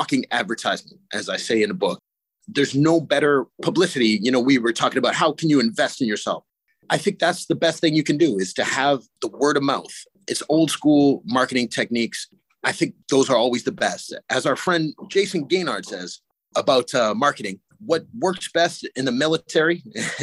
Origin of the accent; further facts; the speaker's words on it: Sarnia, Ontario, Canada; also born or lived in Stratford, Ontario / Petrolia, Ontario; I grew up in Sarnia